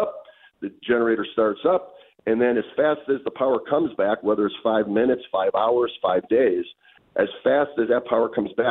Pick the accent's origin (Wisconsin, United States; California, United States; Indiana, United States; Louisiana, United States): Wisconsin, United States; Milwaukee; moved away as an adult; now in Pittsburgh, United States; I've lived in Pittsburgh for 35 years, but I was born and raised in Milwaukee